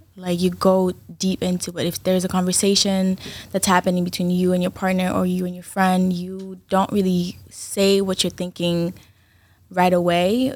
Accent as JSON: {"language": "English", "town": "Brockton", "region": "Massachusetts", "country": "United States", "also_born_or_lived": "Haiti", "said": "originally I'm from Haiti, but I'm from Brockton."}